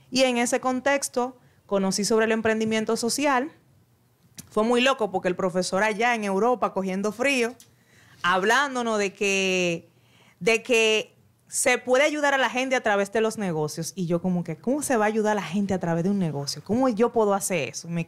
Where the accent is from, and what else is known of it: Dominican Republic